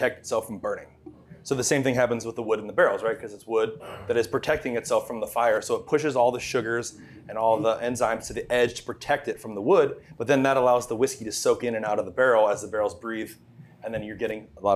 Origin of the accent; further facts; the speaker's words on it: Ohio, United States; moved away as an adult; also born or lived in Los Angeles, California; now in Louisville, United States; I grew up in Ohio. I moved to California 6 years ago